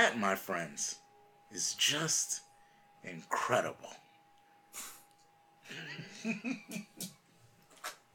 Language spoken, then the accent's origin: English; Philadelphia, Pennsylvania, United States; we're from Philly